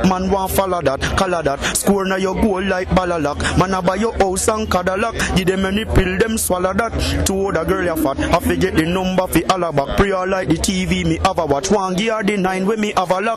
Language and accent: English; Enfield, Saint Mary, Jamaica; I'm from St. Mary, Enfield, St. Mary.